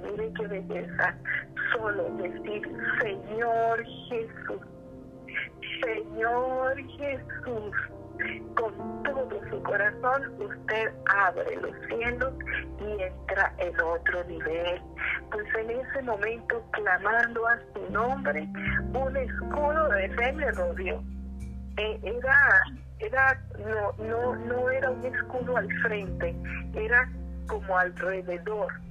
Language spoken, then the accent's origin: Spanish; Costa Rica; also born or lived in Honduras; Yo soy costarricense y hondureña. Estaba en un camino en Honduras